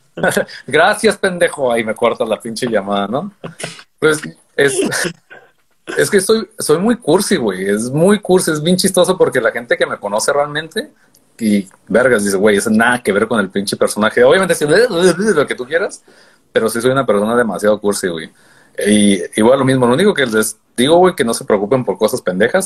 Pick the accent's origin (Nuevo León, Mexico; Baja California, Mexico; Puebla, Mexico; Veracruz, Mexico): Baja California, Mexico; Tijuana; soy de Tijuana